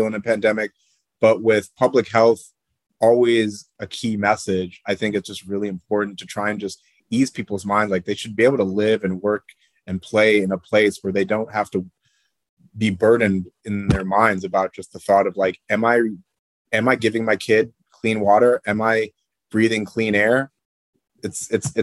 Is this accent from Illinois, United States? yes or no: yes; Chicago, Illinois, United States; now in St. Louis, United States; I'm born and raised in Chicago, and I moved to St. Louis 8 years ago